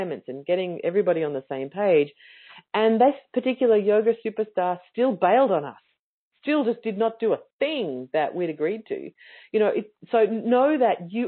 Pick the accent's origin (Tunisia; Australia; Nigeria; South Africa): Australia; as an Australian